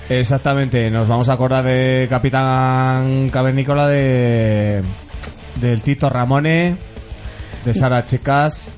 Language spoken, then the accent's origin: Spanish; Tarazona, Aragon, Spain; de mi pueblo, de un pueblito del Moncayo